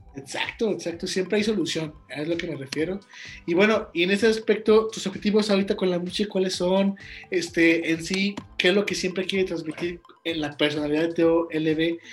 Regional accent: Guanajuato, Mexico; de donde yo soy, de Guanajuato, México

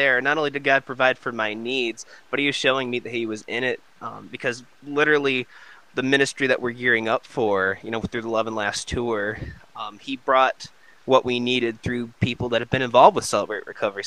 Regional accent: Michigan, United States; I'm from Michigan too.

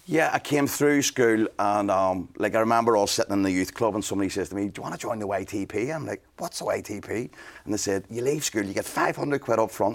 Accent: Belfast, Northern Ireland, United Kingdom; growing up in Belfast

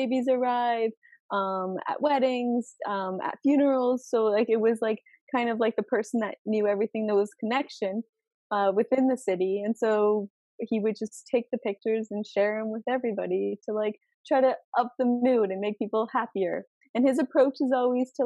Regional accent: Brantford, Ontario, Canada; also born or lived in Poland / Krzyż, Poland; I grew up in Brantford. When we moved to Canada, we moved to Brantford

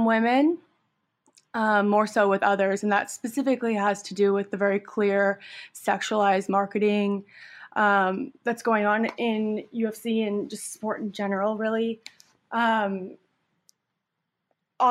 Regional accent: Canada; I come from Canada where I've done some form of martial arts for most of my life

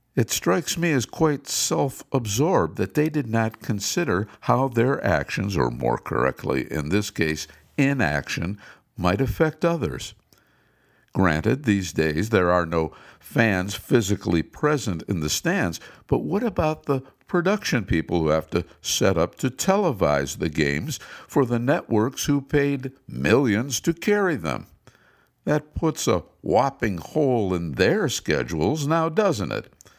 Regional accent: Cleveland, Ohio, United States; moved away; my hometown of Cleveland

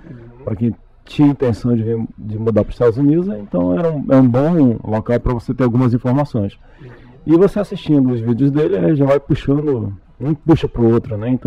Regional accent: Macapá, Amapá, Brazil; also born or lived in Fortaleza; Eu sou natural do estado do Amapá, na cidade de Macapá, que é a capital, né? É eu morei por um período em Fortaleza, de 89 até 2000

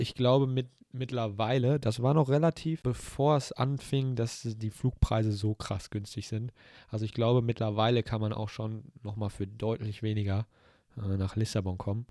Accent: North Rhine-Westphalia, Germany; wir kommen aus NRW

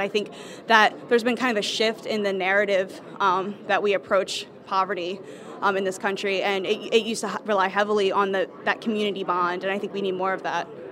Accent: Delaware, United States; moved away; also born or lived in Kutztown, Pennsylvania

